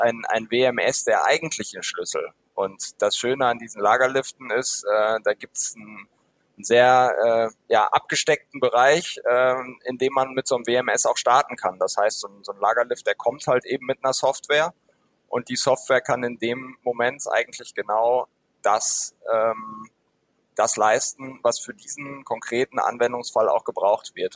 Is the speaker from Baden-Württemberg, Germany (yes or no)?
no; Dortmund, North Rhine-Westphalia, Germany; ich komme tatsächlich aus, aus Westfalen, aus Dortmund